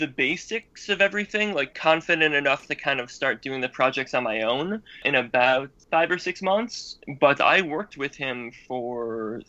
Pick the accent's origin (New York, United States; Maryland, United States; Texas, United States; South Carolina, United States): New York, United States; Tonawanda; moved away as an adult; also born or lived in Boston; now in Japan; I'm originally from Buffalo, New York, actually a little suburb of Buffalo called Tonawanda. And after that, when I got out of high school, I ended up moving to Boston when I joined the Army, and I was there for about 10 years